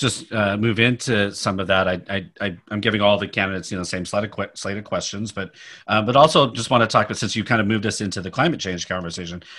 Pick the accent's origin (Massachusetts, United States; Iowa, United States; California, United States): California, United States; Sacramento; now in Palo Alto, United States; I grew up in Sacramento